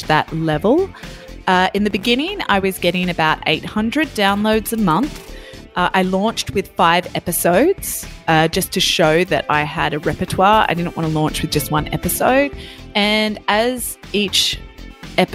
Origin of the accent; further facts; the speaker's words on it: Australia; now in France; I'm from Australia and I'm currently living in France.